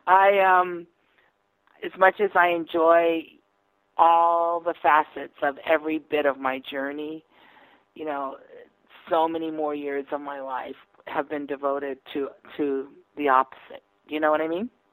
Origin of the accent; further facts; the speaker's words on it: the South, United States; also born or lived in New York; now in Nashville, United States; I'm from the South.